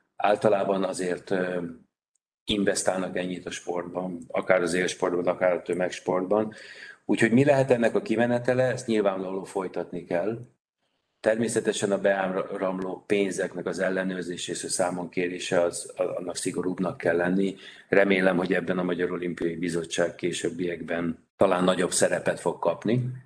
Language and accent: Hungarian; Vác, Pest, Hungary; Vácról jöttem, Vácot pedig azért volt sportolási lehetőség